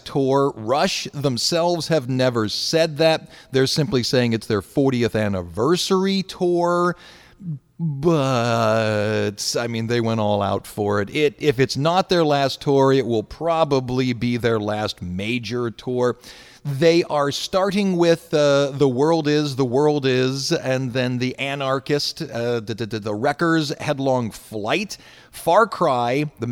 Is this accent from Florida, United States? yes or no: no; Cleveland, Ohio, United States; I'm from Cleveland